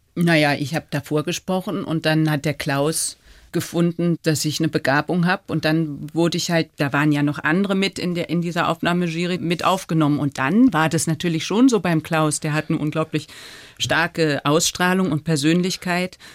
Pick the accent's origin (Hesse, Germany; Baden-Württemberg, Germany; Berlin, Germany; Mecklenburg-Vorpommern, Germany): Baden-Württemberg, Germany; Freiburg; now in Paris, France; meine Kindheit in Freiburg